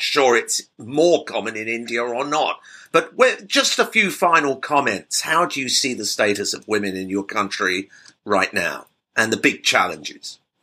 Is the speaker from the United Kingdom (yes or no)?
yes; United Kingdom; as a Brit